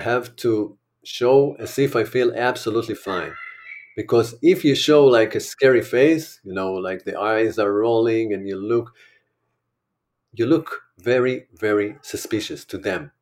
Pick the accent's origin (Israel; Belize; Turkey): Israel; I'm an Israeli